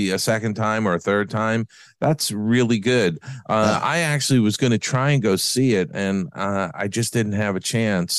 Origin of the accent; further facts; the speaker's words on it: New York, United States; now in Los Angeles, United States; I grew up in New York